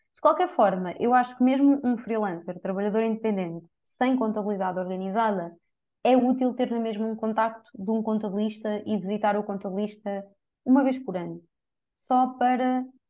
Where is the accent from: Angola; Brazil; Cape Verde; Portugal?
Portugal; Coimbra, Centro; Eu sou de Coimbra.